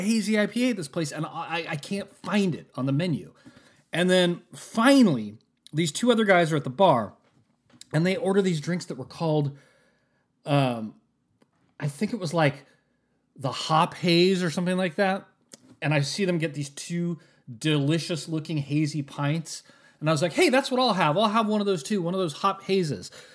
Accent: West Coast of the United States, United States; I'm from the West Coast of the United States

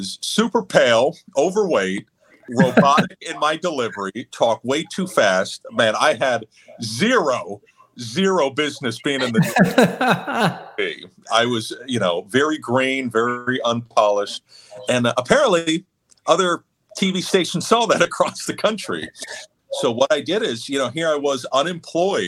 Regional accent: Houston, Texas, United States; moved away as an adult; also born or lived in Central Florida / State College, Pennsylvania; now in Southwest Florida, United States; I moved from Central Florida to Houston. And that's where I was in middle school and high school.

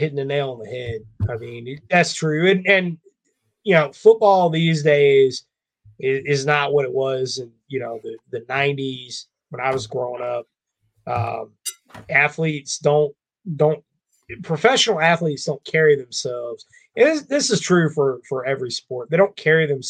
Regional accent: Northern North Carolina, Southern Virginia, United States; growing up in Northern North Carolina, Southern Virginia, South side of Virginia

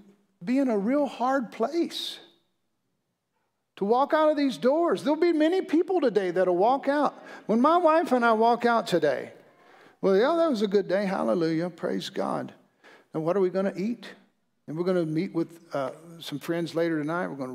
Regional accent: Mississippi, United States; I'm from Mississippi.

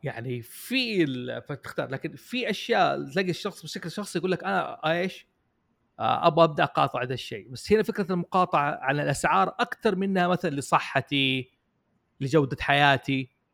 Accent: Jeddah, Makkah Province, Saudi Arabia; now in Riyadh, Saudi Arabia; عندنا في جده

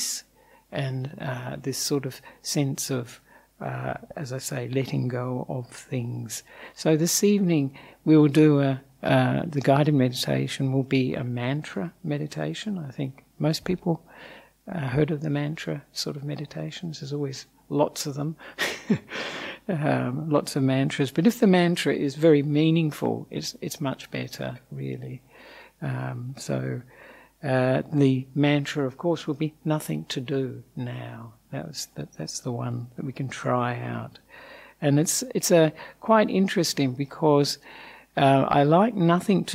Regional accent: Australia; accent: Australian; also born or lived in Sri Lanka; as you may have guessed from the accent, I'm an Australian monk.

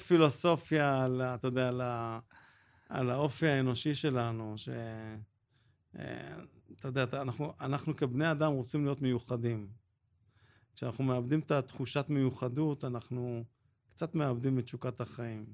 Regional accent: Jerusalem, Jerusalem District, Israel; אני גדלתי בירושלים

